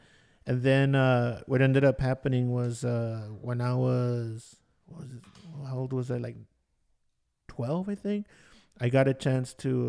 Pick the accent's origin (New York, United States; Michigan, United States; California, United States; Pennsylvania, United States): Michigan, United States; Detroit; also born or lived in Boyle Heights; For me, I grew up in Detroit